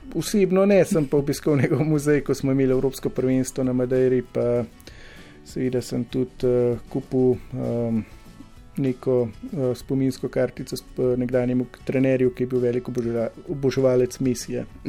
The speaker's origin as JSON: {"language": "Slovenian", "country": "Slovenia", "said": "Slovenci smo"}